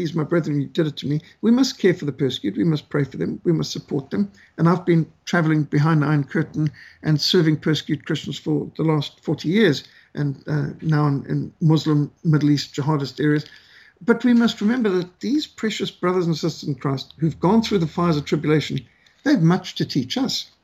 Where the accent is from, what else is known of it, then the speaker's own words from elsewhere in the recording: Zimbabwe; Rhodesia, my home country where I grew up